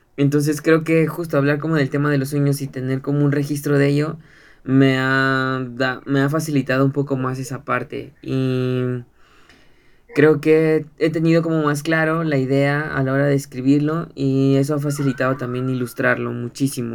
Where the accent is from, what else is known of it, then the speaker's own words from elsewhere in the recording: Ecatepec, State of Mexico, Mexico; soy de Ecatepec